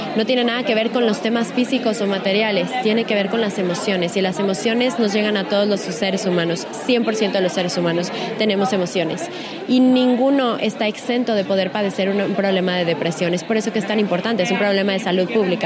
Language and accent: Spanish; Mexico; una mexicana, orgullosamente mexicana